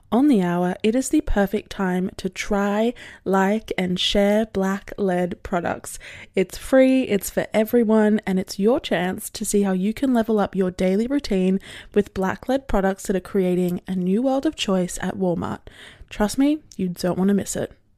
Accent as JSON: {"language": "English", "country": "Australia", "said": "I'm Australian"}